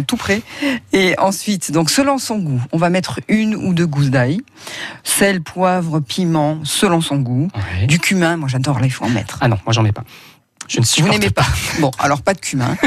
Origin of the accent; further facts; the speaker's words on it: Provence-Alpes-Côte d'Azur, France; chez nous, en Provence